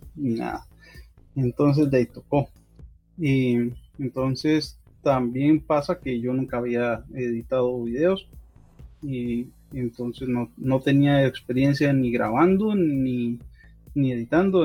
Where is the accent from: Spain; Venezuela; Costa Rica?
Costa Rica; como buen tico